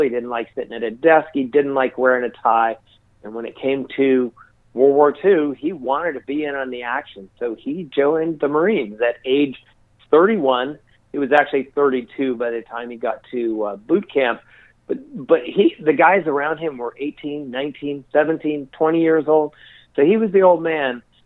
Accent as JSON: {"language": "English", "region": "Colorado", "country": "United States", "tie": "born or raised there", "also_born_or_lived": "Wyoming / New Mexico", "said": "born and raised in Colorado and spent most of my life in the Rocky Mountains"}